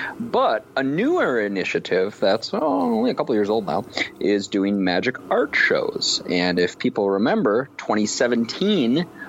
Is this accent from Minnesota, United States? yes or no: yes; Minnesota, United States; Me being a Minnesota person